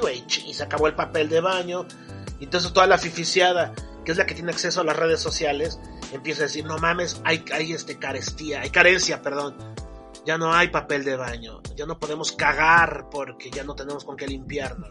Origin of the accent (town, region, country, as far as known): Mexico